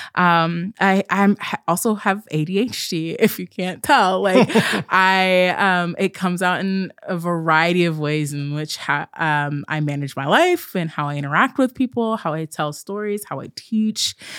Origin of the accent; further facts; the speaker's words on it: Southern Oregon, United States; also born or lived in Southern California; when I was fairly young, we moved to Southern Oregon, which is a really rural space